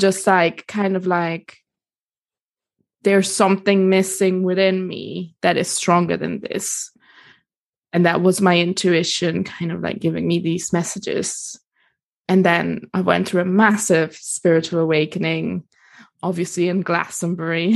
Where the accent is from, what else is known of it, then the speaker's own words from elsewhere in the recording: Italy; accent: international; moved away as an adult; also born or lived in Germany / United States; now in London, United Kingdom; kindergarten in Germany, and then moved to Italy, and then did kind of like schools and like pretty much all my teenage years over there.